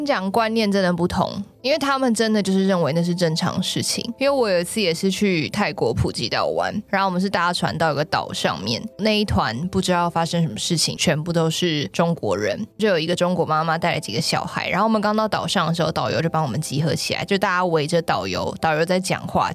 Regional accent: Taiwan; 那一天出船的那个团就只有我一个台湾人

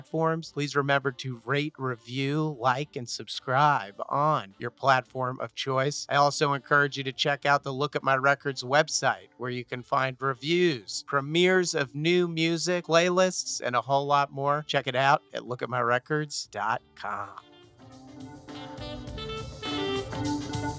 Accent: New Jersey, United States; I'm from New Jersey

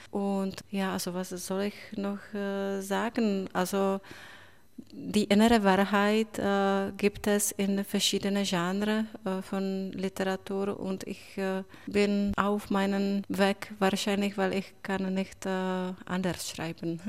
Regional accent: Brno, South Moravian Region, Czechia; German is a second language; now in Berlin, Germany; in Brno, in meiner Mutterstadt, war die letzte Woche Premiere, mein Theaterstück

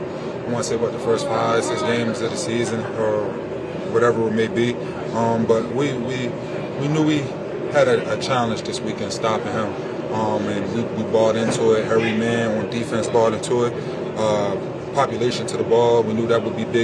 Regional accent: Philadelphia, Pennsylvania, United States; born or raised there

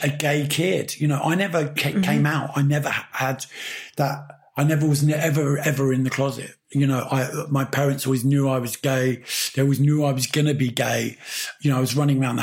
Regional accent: London, United Kingdom; also born or lived in Pimlico; I was born in Pimlico. I grew up in Battersea

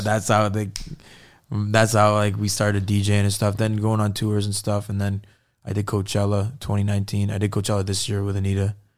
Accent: Fort Erie, Ontario, Canada; moved away as an adult; now in United States; I grew up in Fort Erie. It's like on the border of Buffalo

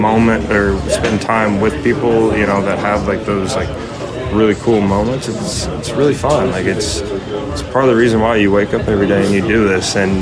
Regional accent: Illinois, United States; growing up in Illinois

